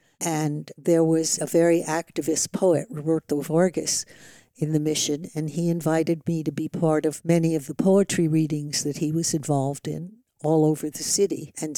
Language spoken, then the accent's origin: English; New York City, New York, United States; born there; also born or lived in San Francisco / Oakland; now in Vallejo, United States; Well, I was born in 1934 in New York City. I came to the Bay Area around 1963 and have been here ever since.